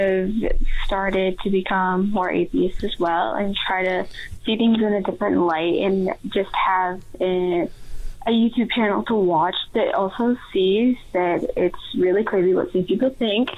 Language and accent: English; Utah, United States; moved away; I grew up in Utah